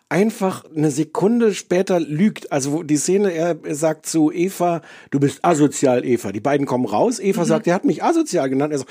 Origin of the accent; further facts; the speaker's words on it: East Germany, Germany; also ich komme eigentlich, aus der DDR.